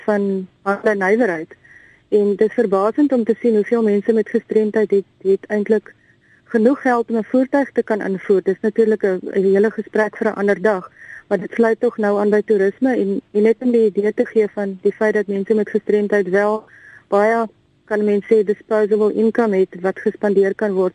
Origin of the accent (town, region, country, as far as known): South Africa